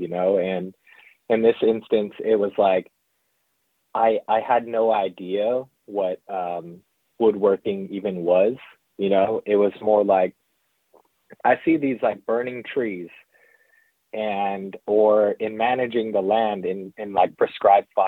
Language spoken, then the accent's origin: English; central South Dakota, United States; now in Northern California, United States; I am Lakota from the Kulichash Oyate in really central South Dakota. Grew up there. I lived there for most of my life.